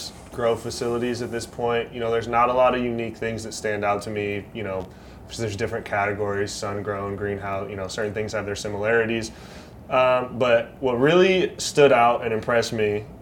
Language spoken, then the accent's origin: English; West Coast, United States; I'm from the West Coast